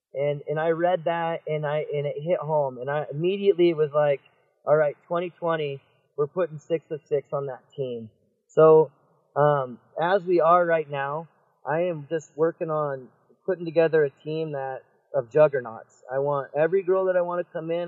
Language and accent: English; Washington, United States; I'm a Washingtonian, so growing up in Washington